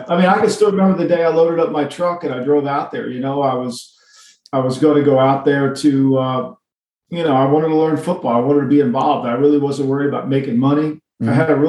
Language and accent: English; Ocean City, New Jersey, United States; he was my neighbor here in Ocean City as when I was a little kid.